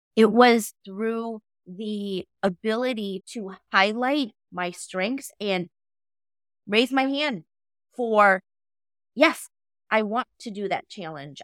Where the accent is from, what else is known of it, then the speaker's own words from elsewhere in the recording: United States; I am Hmong American, so my culture has a huge influence on how I grew up